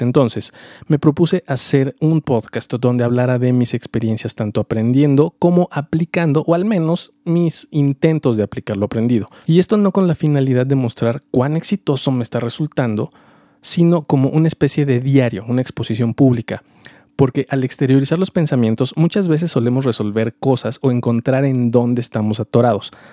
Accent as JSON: {"language": "Spanish", "country": "Mexico", "also_born_or_lived": "Mexico City", "said": "Soy mexicano, vivo en la Ciudad de México"}